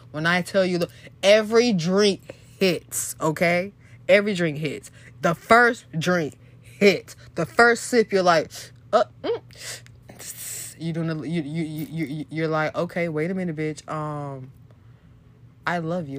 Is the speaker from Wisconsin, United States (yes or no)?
no; Florida, United States; I'm from Florida.